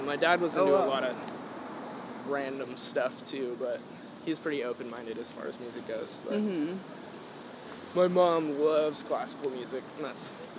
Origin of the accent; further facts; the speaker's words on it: San Jose, California, United States; I was born in San Jose and grew up in the Bay, actually.